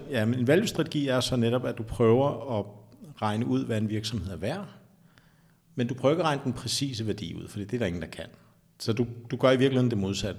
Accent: Taastrup, Capital Region of Denmark, Denmark; also born or lived in Sydhavnen, Copenhagen; jeg er faktisk fra Vestegnen. Som barn, der voksede op i Tostrup

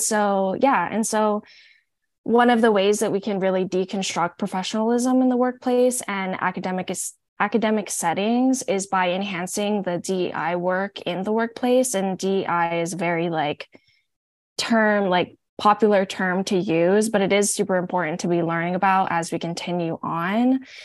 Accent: Hawaii, United States; now in Oregon, United States; I'm from Hawaii

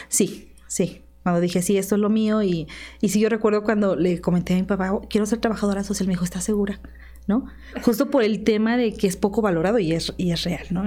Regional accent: Tlaxcala, Mexico; also born or lived in State of Mexico; soy originaria del estado de Tlaxcala y originaria de Tlaxcala, digamos de Cotlán, Tlaxcala

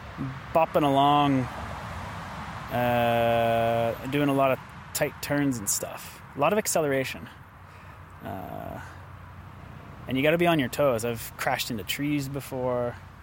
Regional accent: Idaho, United States; moved away as an adult; now in Oslo, Norway; growing up in Idaho, it's no big surprise that, you know, I fit in pretty well in Norway because it's mostly mountains and forests and snow and potatoes. And that's pretty much what Idaho is.

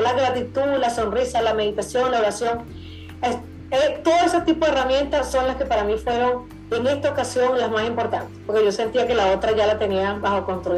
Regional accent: Venezuela; yo soy venezolana

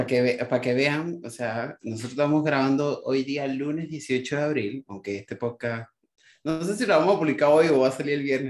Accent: Puerto La Cruz, Anzoátegui, Venezuela; moved away

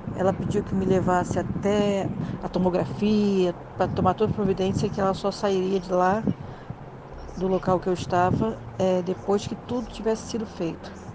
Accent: Rio de Janeiro, Brazil; eu sou do Rio de Janeiro

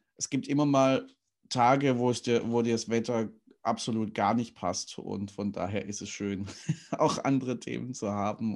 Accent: Stuttgart, Baden-Württemberg, Germany; moved away; ich komme ja gebürtig aus dem Schwabenland, bin in Stuttgart geboren

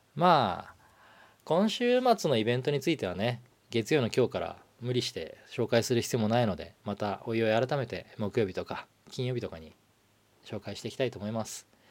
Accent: Hokkaido, Japan; also born or lived in Nagano / Nagoya; 僕はあの長野に生まれて北海道に育った

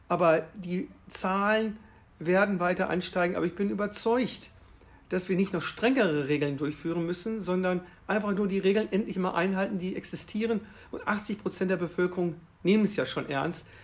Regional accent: Würzburg, Bavaria, Germany; Also ich komme ja aus der Stadt Würzburg und äh, ich bin ja auch Familienvater.

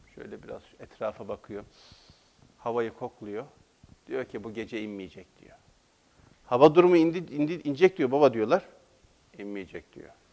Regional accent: Black Sea Region, Turkey; Biz Karadeniz'de o kadar kolay uyamayız kimseye.

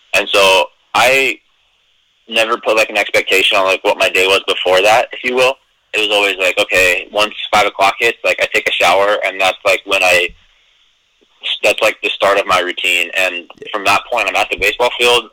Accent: Eastern Oregon, United States; also born or lived in Redlands, California; my baseball card says California, but I grew up in Oregon

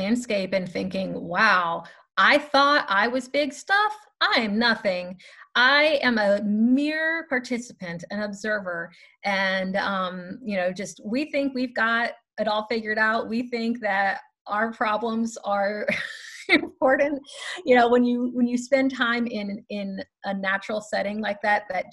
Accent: Louisiana, United States; also born or lived in Chicago; now in Tallahassee, United States; I am actually originally from Louisiana, but my extended family is from Chicago

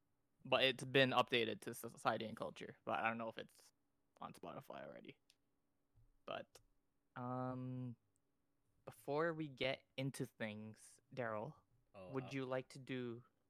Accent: Canada; We're Canadian

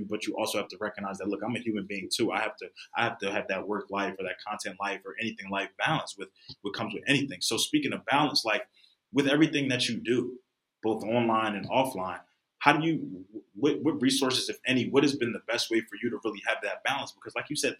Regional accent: Philadelphia, Pennsylvania, United States; I come from Philadelphia

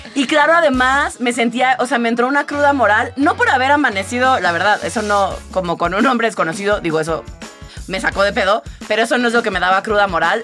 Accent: Tabasco, Mexico; yo crecí en Tabasco

